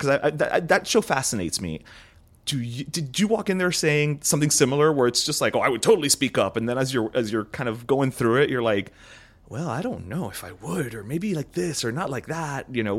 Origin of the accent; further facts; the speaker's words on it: Miami, Florida, United States; I am talking to fellow Miamians who have left, who have tamped down the accent